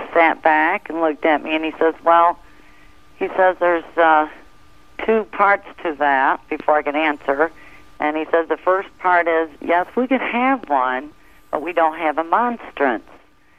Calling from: New York, United States; I'm from New York, Mother.

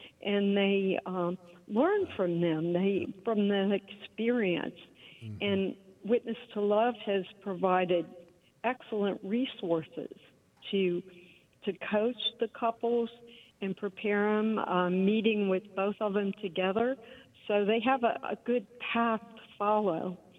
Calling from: Houston, Texas, United States; I'm calling from Houston, Texas. I'm a director of family life at Christ the Redeemer Catholic Church in Houston.

